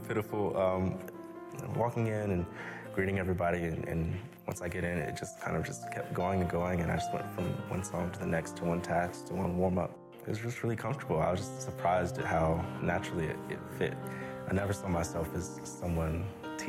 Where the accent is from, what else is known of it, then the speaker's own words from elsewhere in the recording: Greensboro, North Carolina, United States; also born or lived in Chapel Hill, North Carolina; I was born in Chapel Hill, lived there until I was about 7 or 8, and my family moved to Greensboro.